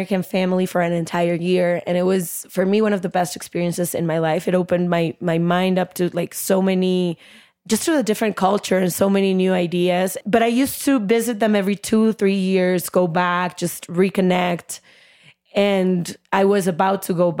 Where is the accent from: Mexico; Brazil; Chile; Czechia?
Mexico; Guadalajara, Jalisco; moved away as an adult; now in United States; I am a Mexican now living in the U.S.